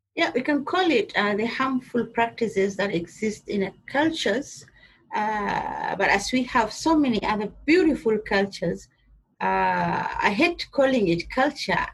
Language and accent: English; Kenya; I'm a Kenyan. though I'm, I come from the uh, Somali culture, the, the Kenyan, I'm a Kenyan Somali